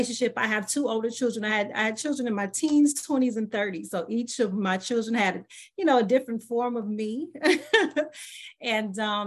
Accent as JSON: {"language": "English", "town": "Los Angeles", "region": "California", "country": "United States", "tie": "born or raised there", "also_born_or_lived": "Michigan", "said": "I was actually born and raised in Los Angeles, California."}